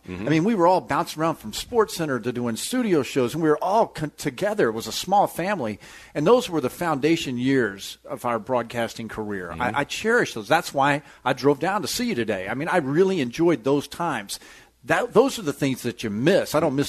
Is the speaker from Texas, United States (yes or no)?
yes; Galveston, Texas, United States; I grew up in the Galveston waters.